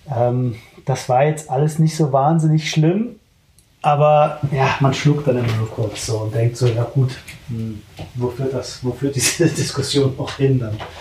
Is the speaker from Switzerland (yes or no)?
no; Germany; Ich bin sehr happy damit, äh, Deutsche zu sein.